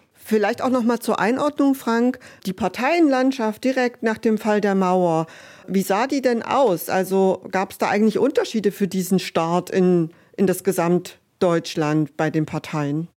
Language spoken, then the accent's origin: German; Germany; ich bin in der DDR aufgewachsen